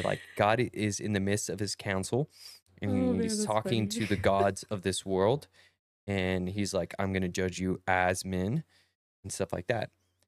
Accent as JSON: {"language": "English", "town": "Perris", "region": "California", "country": "United States", "said": "I'm from Paris, California. We don't say words right."}